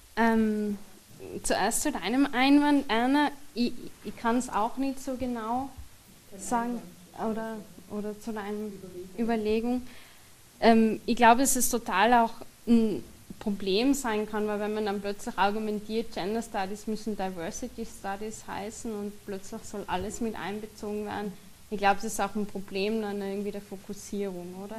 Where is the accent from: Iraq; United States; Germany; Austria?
Austria; ich sozusagen Mehrheitsösterreicher bin, Österreicherin bin